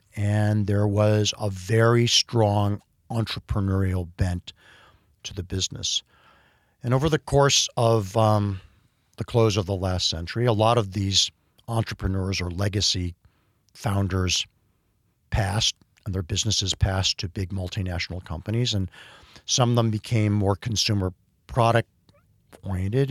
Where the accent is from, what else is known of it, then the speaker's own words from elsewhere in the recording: Cleveland, Ohio, United States; I grew up in the Midwest in a, um, in a sort of, you know, upwardly mobile industrial town in Cleveland, Ohio, growing up in Shaker Heights